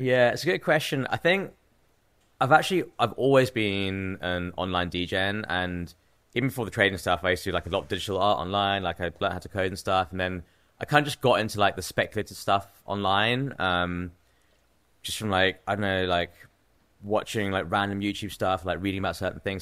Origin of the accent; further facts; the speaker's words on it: Cambridge, East of England, United Kingdom; moved away as an adult; also born or lived in New York City / Bangladesh (parents); now in London, United Kingdom; I grew up in England, yeah. I was born in Cambridge, in England, which is like a small university town, probably like an hour out of London. So I was born there.